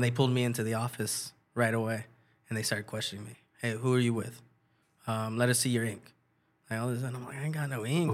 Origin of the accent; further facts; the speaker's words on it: San Jose, California, United States; born and raised in San Jose